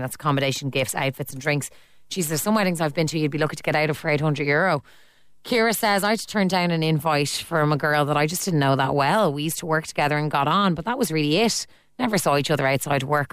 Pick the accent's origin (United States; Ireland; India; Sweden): Ireland; As Irish people